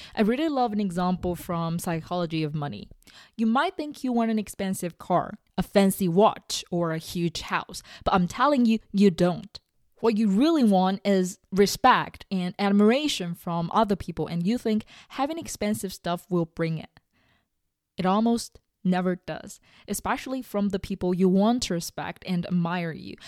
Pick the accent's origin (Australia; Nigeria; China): China; moved away; going back to my home country, eating together with my parents, watching all the old T V shows, traveling in Beijing with them